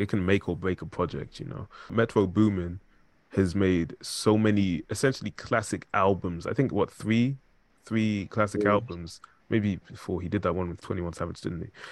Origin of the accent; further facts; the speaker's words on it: Zimbabwe; I'm from Zimbabwe